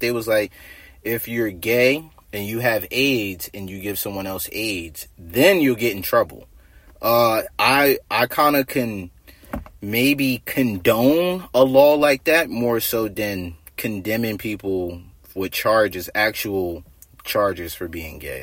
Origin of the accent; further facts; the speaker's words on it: New Jersey, United States; I'm from Jersey. You know, South Jersey. So Philly right up the street.